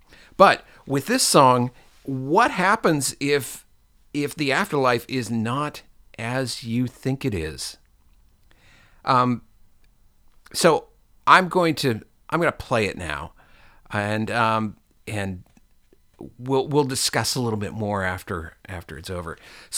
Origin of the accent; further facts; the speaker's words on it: Seattle, Washington, United States; at least in our diocese, which was, you know, North Seattle, and in the time that I was going to church.